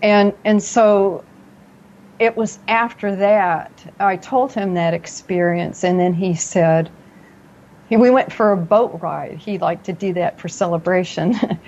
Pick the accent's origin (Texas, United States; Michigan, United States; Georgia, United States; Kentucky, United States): Kentucky, United States; Paducah; born there; accent: southern; I have a residual little bit of a southern accent. I was born in Paducah, Kentucky, between two cities called Monkey's Eyebrow and Possum Trot. So there's a little bit of a twang there.